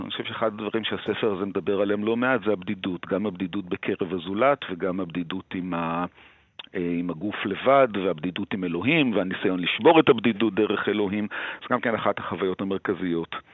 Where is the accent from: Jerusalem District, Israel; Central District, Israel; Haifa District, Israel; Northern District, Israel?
Jerusalem District, Israel; Jerusalem; בתור מי שגדל בירושלים